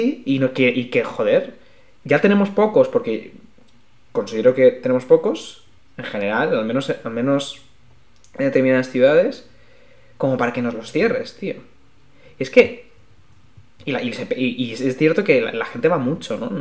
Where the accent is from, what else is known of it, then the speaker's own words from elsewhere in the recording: Alicante, Valencian Community, Spain; now in Madrid, Spain; yo no soy de Madrid, yo soy de, Alicante y a mí el mar me, tira mucho, como todos los que somos de costa